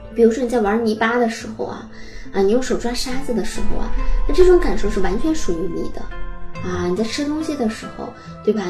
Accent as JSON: {"language": "Chinese", "region": "Northeast China", "country": "China", "accent": "Northeastern (Dongbei) dialect", "said": "我们东北话说"}